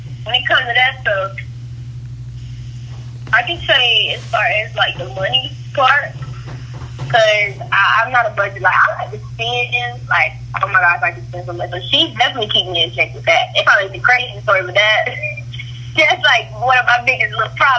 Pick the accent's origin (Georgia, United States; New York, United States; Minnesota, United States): Georgia, United States; Atlanta; I'm from the South